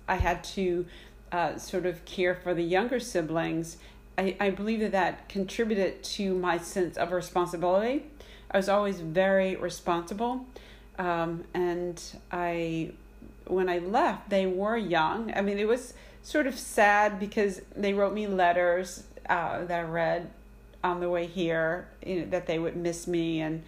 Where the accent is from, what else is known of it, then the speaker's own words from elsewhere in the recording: Gulf Coast of Mississippi, United States; moved away as an adult; now in New York City, United States; I grew up on the Gulf Coast of Mississippi with a relatively large family. I lived there pretty much all my life until my college years.